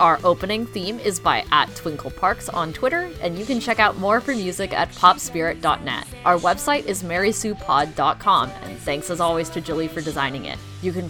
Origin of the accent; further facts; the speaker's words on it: Northeast, United States; growing up in the Northeast definitely sways your taste buds to acquire a preference for coffee